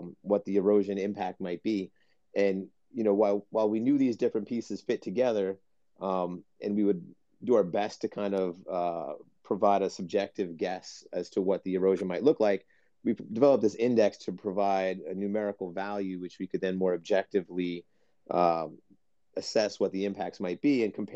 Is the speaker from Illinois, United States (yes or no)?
no; New Jersey, United States; Growing up in New Jersey, having lived here my entire life